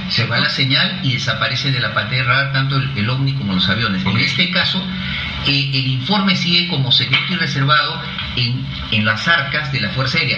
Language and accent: Spanish; Peru; yo como peruano, no solamente como peruano, sino como ciudadano del mundo